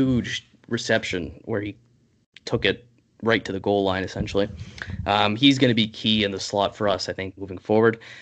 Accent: Canada; I'm Canadian

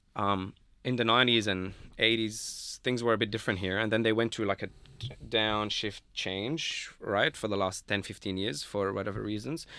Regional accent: Lebanon; moved away as an adult; now in Australia; I'm not from Beirut, like, uh, I'm from Lebanon and Beirut is the capital there

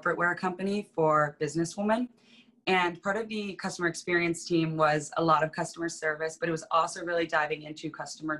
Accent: Vermont, United States; moved away as an adult; also born or lived in New York City; grew up in Vermont, which is where I am now.

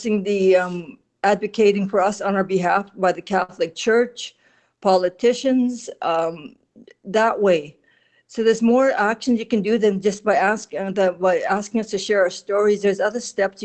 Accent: Kenora, Ontario, Canada; I'm originally from Kenora, Ontario

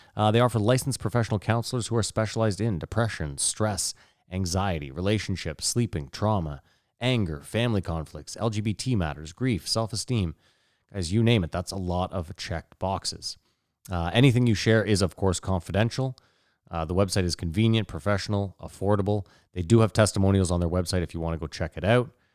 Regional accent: Canada; even as a Canadian

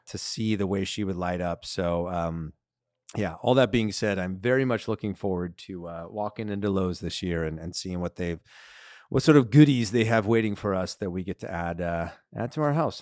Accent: Southern California, United States; growing up in Southern California, White Christmas isn't really, like, something that, that we have here

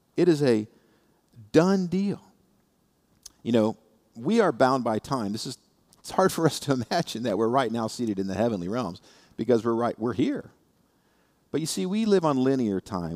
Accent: Indiana, United States; now in South Florida, United States; I come from Indiana

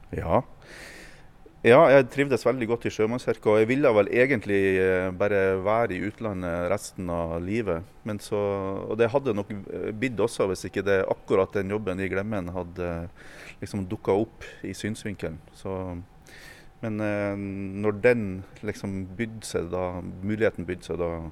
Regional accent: Meløy, Nordland, Norway; i Meløy kommune i Nordland, på ei lita bygd

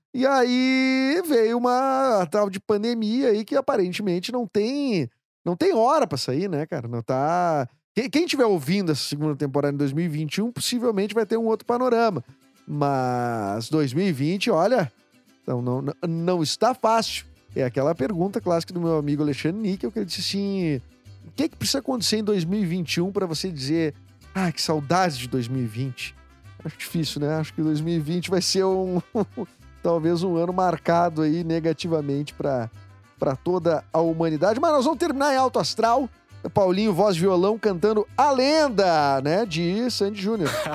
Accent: Rio Grande do Sul, Brazil; also born or lived in Criciúma, Santa Catarina; moro desde criancinha, aprendi a falar aqui no Rio Grande do Sul

